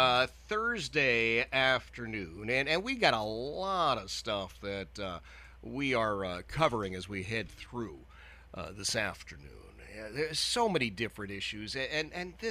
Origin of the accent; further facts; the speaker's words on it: Philadelphia, Pennsylvania, United States; moved away; also born or lived in Boston; I grew up in Philadelphia, and I lived in Boston for many years.